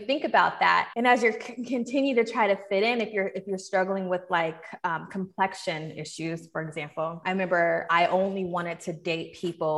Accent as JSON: {"language": "English", "town": "Seattle", "region": "Washington", "country": "United States", "tie": "born or raised there", "moved": "yes", "lives_now": "Atlanta, United States", "said": "I'm from Seattle. I grew up there and then I eventually moved to Atlanta"}